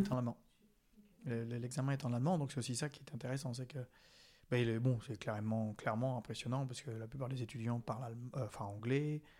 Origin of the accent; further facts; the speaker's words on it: France; accent: French; Ils savent qu'on est français.